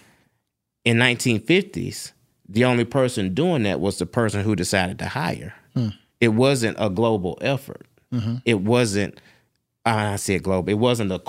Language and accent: English; Ireland; I'm Irish, and I get a pass if I hide my Irishness because no one can tell.